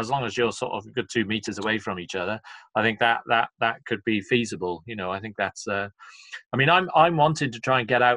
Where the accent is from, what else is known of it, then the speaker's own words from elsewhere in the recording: Cardiff, Wales, United Kingdom; moved away; it's my hometown